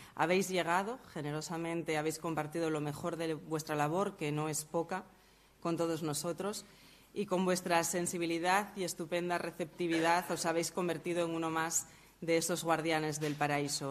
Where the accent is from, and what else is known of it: Asturias, Spain